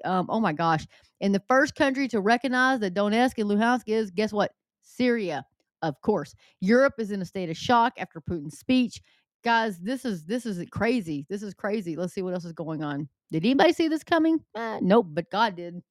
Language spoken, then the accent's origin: English; the South, Southern United States, United States; accent: southern; my southern accent